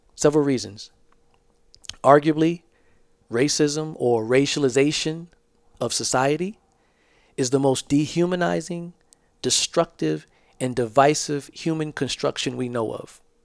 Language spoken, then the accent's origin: English; Georgetown, South Carolina, United States; I'm from Georgetown, South Carolina. We call it the Low Country.